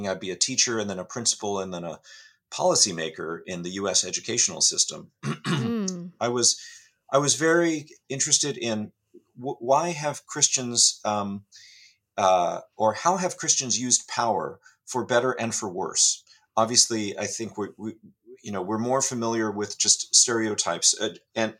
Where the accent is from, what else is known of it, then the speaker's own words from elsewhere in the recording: California, United States; I grew up in California